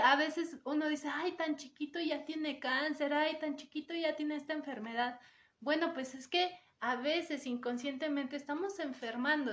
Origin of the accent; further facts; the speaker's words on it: Mexico; como mexicanos